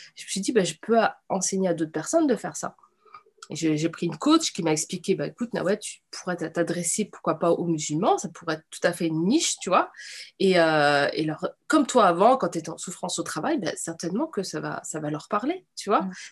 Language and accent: French; Nantes, Pays de la Loire, France; j'ai grandi, tu vois, à Nantes